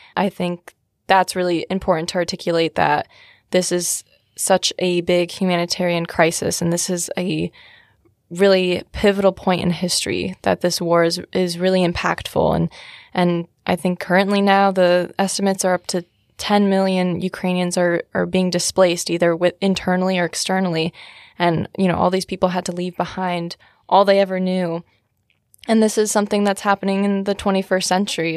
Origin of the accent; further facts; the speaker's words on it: Shelton, Connecticut, United States; I am from Shelton, Connecticut